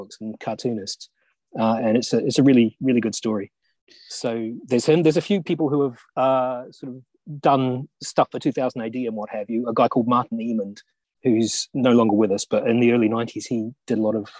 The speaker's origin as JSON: {"language": "English", "region": "Auckland", "country": "New Zealand", "said": "I'm from Auckland"}